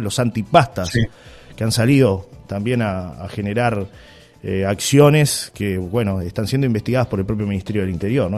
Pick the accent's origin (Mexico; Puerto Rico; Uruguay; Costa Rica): Uruguay; uruguayo, soy uruguayo